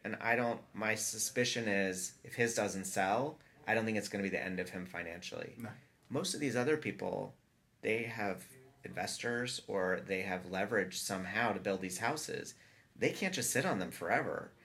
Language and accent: English; Atlanta, Georgia, United States; moved away as an adult; now in Los Angeles, United States; I grew up in Atlanta